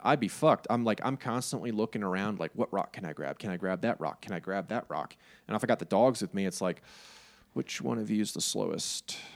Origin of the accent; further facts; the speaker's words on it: New York City, New York, United States; I am a New York State, New York City resident, so if you can't pick it up from my accent or my love of pizza